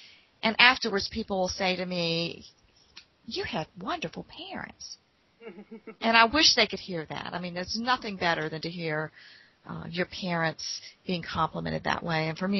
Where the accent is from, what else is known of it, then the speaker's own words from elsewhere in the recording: Appalachia, United States; moved away; I came from the Appalachian Mountains to Portsmouth, Virginia, the city, and those city slickers used to laugh at us every time we talked.